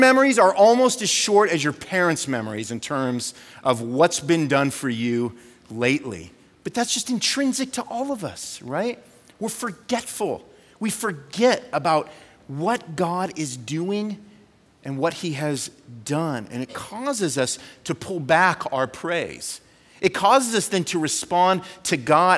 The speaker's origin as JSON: {"language": "English", "region": "California", "country": "United States", "tie": "born or raised there", "moved": "as an adult", "said": "I was born and raised in California, lived there for 40 years"}